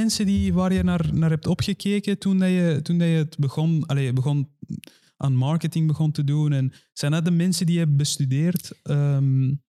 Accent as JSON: {"language": "Dutch", "country": "Iran", "moved": "yes", "said": "ik kom zelf ook uit Iran"}